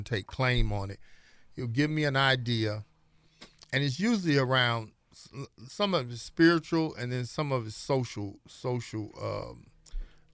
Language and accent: English; St. Louis, Missouri, United States; Born and raised in St. Louis.